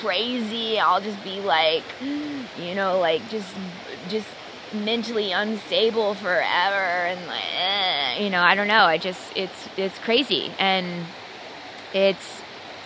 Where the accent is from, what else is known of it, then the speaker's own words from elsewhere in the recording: Dallas, Texas, United States; I was born and raised in Dallas, Texas in Christianity